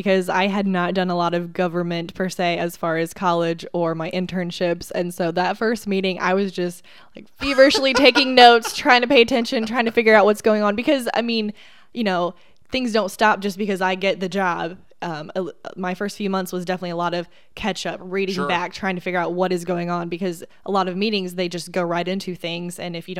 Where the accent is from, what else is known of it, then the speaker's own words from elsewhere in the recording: Indiana, United States; I wasn't particular to Indiana, although I am from Indiana.